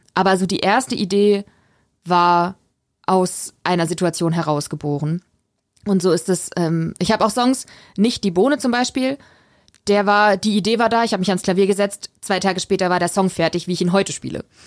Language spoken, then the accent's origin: German; Weiden in der Oberpfalz, Bavaria, Germany; moved away as an adult; also born or lived in Störnstein; now in Regensburg, Germany; ich bin ja in Rotenstadt aufgewachsen